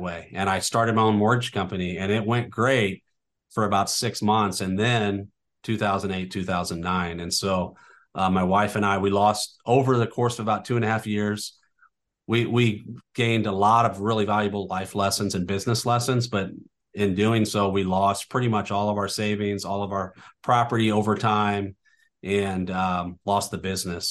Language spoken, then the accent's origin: English; North County, Missouri, United States; I, I, I grew up in North County